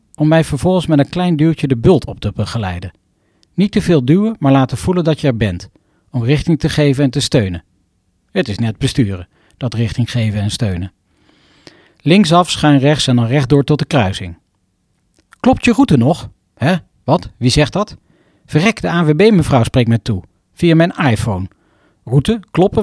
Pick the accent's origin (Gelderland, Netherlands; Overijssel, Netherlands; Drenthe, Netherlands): Gelderland, Netherlands; Arnhem; de prachtige bossen rondom Arnhem, mijn geboortegrond